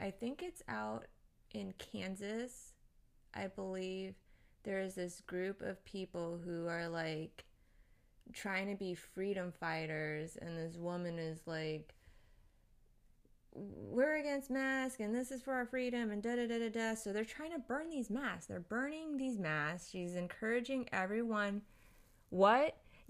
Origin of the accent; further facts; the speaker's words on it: Japan; born there; I grew up around a lot of different Asian cultures because I was born in Japan. I moved around a lot.